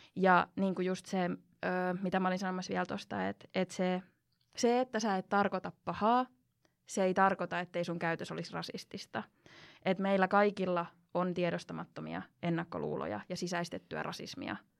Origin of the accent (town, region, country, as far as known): Finland; first language Finnish, Spanish, English